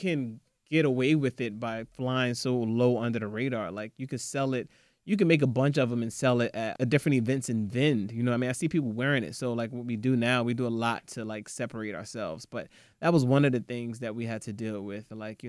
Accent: Nigeria; Yeah, I'm Nigerian.

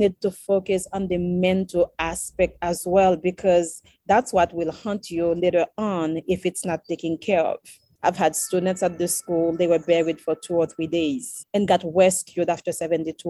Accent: Saint-Michel-de-l'Attalaye, Haiti; one in my hometown, Saint-Michel

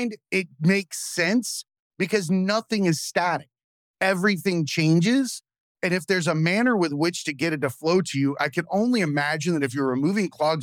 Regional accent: Zephyrhills, Florida, United States; Zephyr Hills outside of Tampa. I grew up in the country

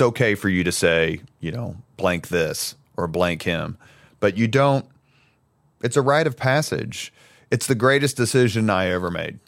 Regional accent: Indianapolis, Indiana, United States; I grew up in the greatest neighborhood in the world, otherwise known as Irvington on the east side

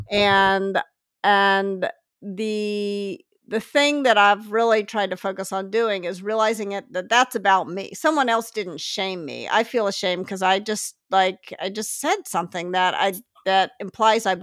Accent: Memphis, Tennessee, United States; I grew I grew up in Memphis actually, ah. and and then I went to school in the north.

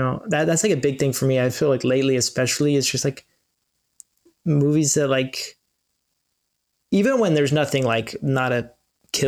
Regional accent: Los Angeles, California, United States; I've grown up

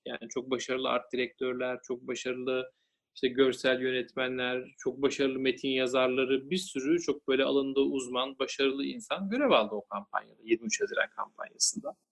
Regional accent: Denizli, Turkey; ben Denizliliyim. Aslen de yürüyüm

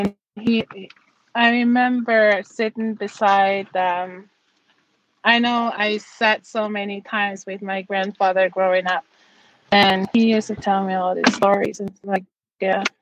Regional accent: Davis Inlet, Newfoundland and Labrador, Canada; now in Natuashish, Canada; I was very lucky to be raised in that community

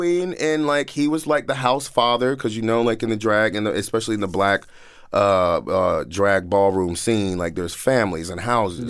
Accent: Washington, District of Columbia, United States; moved away; I grew up in Northeast, Southeast D.C., Alabama Ave, Minnesota Ave. I went to Benning Elementary.

